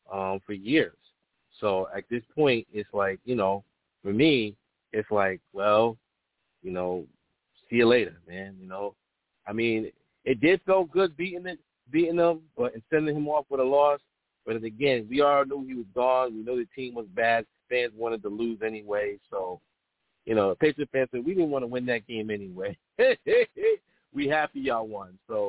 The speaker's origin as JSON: {"language": "English", "region": "New York", "country": "United States", "said": "I'm a transport from New York in Hofstra. You know, that's my school."}